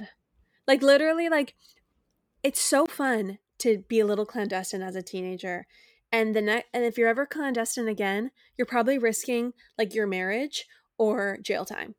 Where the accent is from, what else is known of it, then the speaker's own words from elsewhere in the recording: United States; as American citizens